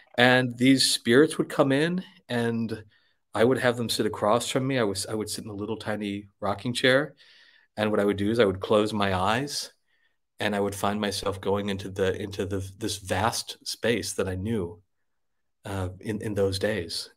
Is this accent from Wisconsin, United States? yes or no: yes; Wisconsin, United States; moved away; I was born in Wisconsin. Uh, I grew up in Wisconsin